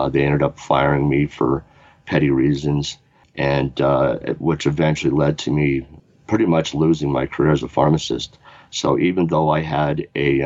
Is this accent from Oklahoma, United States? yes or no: yes; Oklahoma City, Oklahoma, United States; now in Fort Collins, United States; I was born in Oklahoma City, Oklahoma in 1965